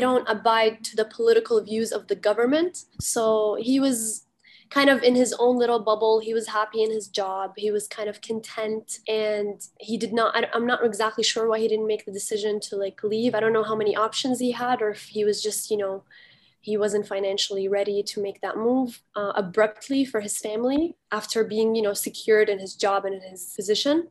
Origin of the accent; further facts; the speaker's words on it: Kuwait; now in Canada; I was born and raised in Kuwait